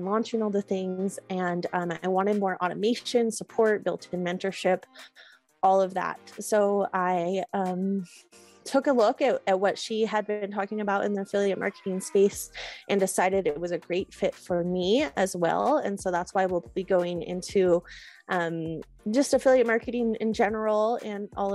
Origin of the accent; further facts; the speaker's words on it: Northern California, United States; I grew up in Northern California, just kind of a wild child in the mountains